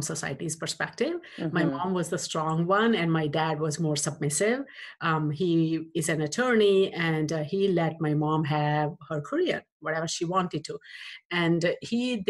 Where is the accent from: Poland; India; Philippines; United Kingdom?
India; now in United States; I grew up in India in 70s